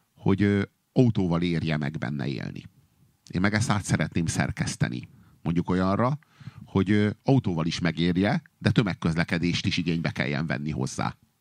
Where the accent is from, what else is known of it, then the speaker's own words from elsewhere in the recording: Budapest, Hungary; budapesti vagyok, és mert itt élek, amióta élek